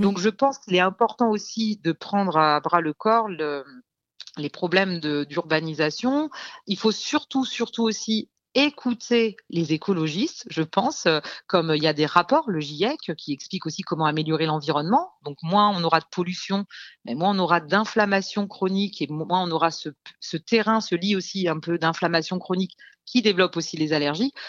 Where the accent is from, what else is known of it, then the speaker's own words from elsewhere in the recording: Lyon, Auvergne-Rhône-Alpes, France; moved away; also born or lived in south of France; je suis lyonnaise à la base